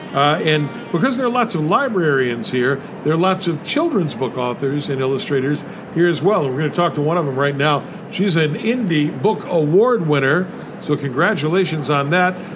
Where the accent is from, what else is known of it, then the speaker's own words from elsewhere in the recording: West Virginia, United States; I grew up in West Virginia